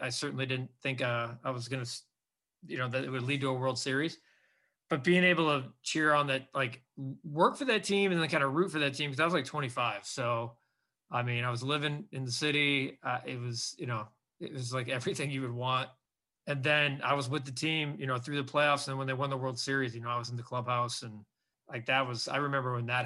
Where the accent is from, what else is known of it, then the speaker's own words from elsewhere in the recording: Northwest Indiana, United States; I grew up in the region, so they say, in Northwest Indiana.